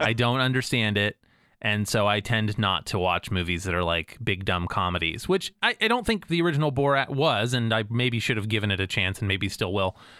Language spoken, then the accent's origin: English; United States; as an American